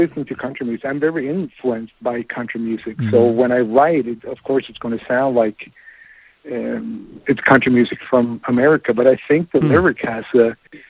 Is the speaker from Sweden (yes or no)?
yes; Sweden